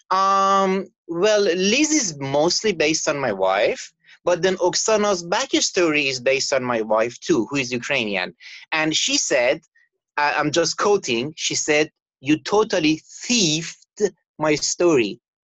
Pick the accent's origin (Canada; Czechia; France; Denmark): Canada; moved away as an adult; now in Abu Dhabi, United Arab Emirates; I'm Canadian